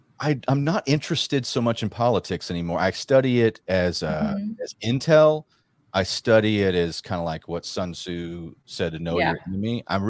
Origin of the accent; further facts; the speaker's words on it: Rockwall, Texas, United States; moved away; also born or lived in Branson; Now, I'm from Rockwall